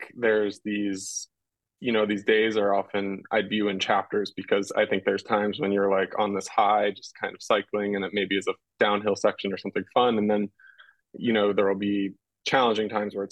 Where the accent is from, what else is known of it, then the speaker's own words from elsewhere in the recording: United States; as an American